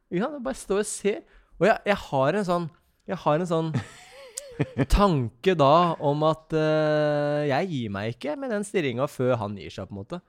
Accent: Ski, Akershus, Norway; Vi er jo vi er et bondegjeng mm. ute på Ski.

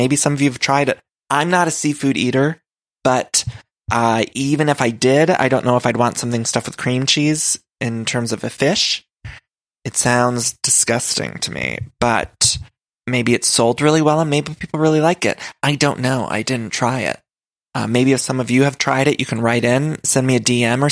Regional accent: Ohio, United States; accent: Ohio; also born or lived in Chicago; Emily's from Ohio, and so am

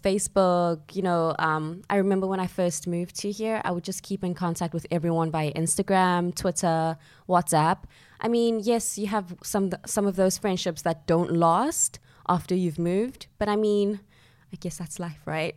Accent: Johannesburg, Gauteng, South Africa; moved away as an adult; also born or lived in Soweto; now in London, United Kingdom; I grew up in Johannesburg, South Africa, and both of my parents are South African

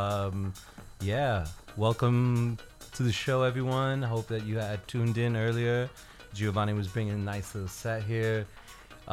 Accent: New York City, New York, United States; born and raised in New York City

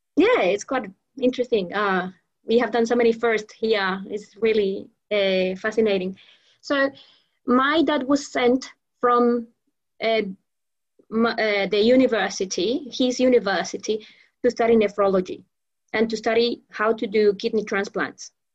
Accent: Venezuela; moved away as an adult; also born or lived in Melbourne, Australia; now in Australia; I migrated, or I went back to Venezuela when I what? was about six months

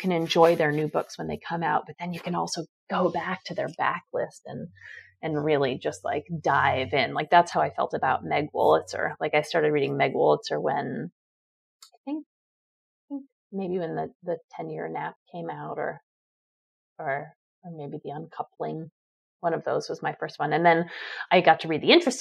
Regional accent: New York City, New York, United States; I grew up on the Upper West Side

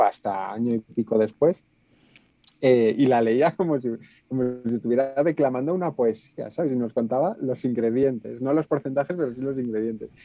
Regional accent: Aranda de Duero, Castile and León, Spain; yo nací en Aranda de ver un pueblo del sur de Burgos

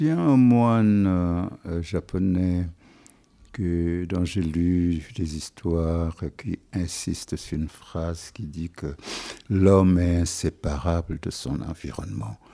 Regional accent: Senegal; first language Wolof; French is a second language; moved away; je suis toujours sénégalais

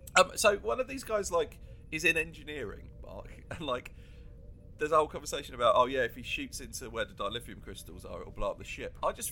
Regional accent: England, United Kingdom; I'm predominantly English

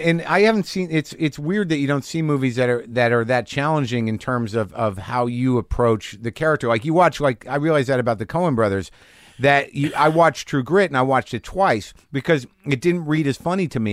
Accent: New Mexico, United States; I grew up in it in New Mexico.

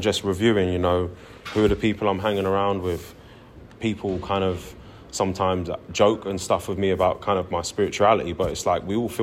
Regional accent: London, United Kingdom; moved away as an adult; now in Bristol, United Kingdom; I grew up in London since I was a kid. And I'm a London, South Londoner through and through.

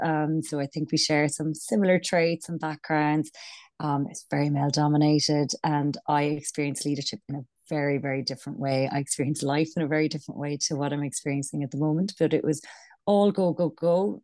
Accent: Ireland; accent: Irish; moved away; also born or lived in London; I'm Irish, as you can probably tell from my accent

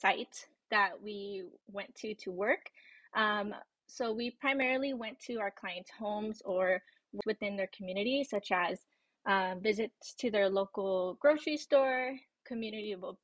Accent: Victorville, California, United States; moved away as an adult; also born or lived in San Marcos, California; now in Los Angeles, United States; I'm originally from Victorville, California

